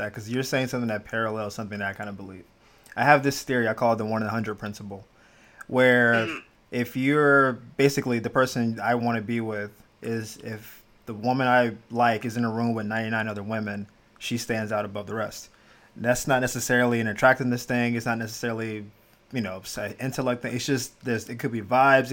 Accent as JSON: {"language": "English", "region": "Florida", "country": "United States", "tie": "born or raised there", "also_born_or_lived": "Jacksonville / Miami / Gainesville", "moved": "as an adult", "said": "I'm born and raised in Florida, all around Jacksonville, Miami, all that good stuff. Gainesville"}